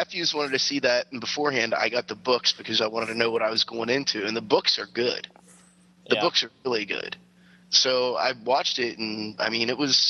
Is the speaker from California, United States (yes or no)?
no; Wheeling, West Virginia, United States; I grew up in Wheeling, West Virginia. We had McDonald's and Hardee's, man. That's it.